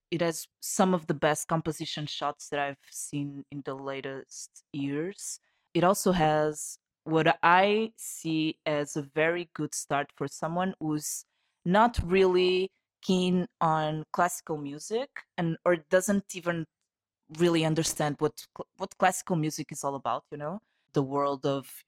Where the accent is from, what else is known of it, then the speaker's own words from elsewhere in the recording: Portugal; from Portugal.